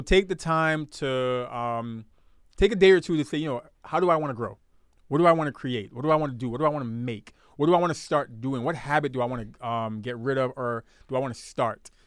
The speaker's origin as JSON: {"language": "English", "town": "New York City", "region": "New York", "country": "United States", "moved": "yes", "said": "I'm from Brooklyn."}